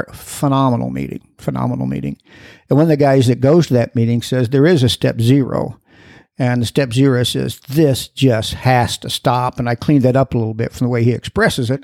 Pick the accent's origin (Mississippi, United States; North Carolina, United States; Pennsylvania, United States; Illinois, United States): Illinois, United States; Broadwell; now in Dallas, United States; Grew up in Illinois, a little bitty farm town in Illinois of 150 people. A little farm town, Broadwell, Illinois, right in the center of the state